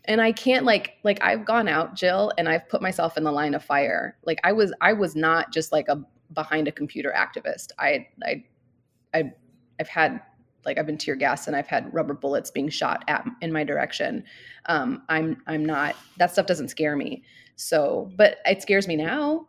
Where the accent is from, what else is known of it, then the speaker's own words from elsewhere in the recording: St. Louis, Missouri, United States; moved away as an adult; now in Scottsdale, United States; I grew up in Saint Louis. I moved there when I was four and I stayed there till I was about twenty-two